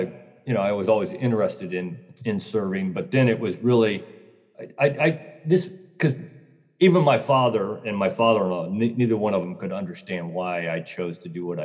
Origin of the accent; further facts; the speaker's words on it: Northern Illinois, United States; now in Florida, United States; I grew up in Northern Illinois, in farm country, just a dumb farm boy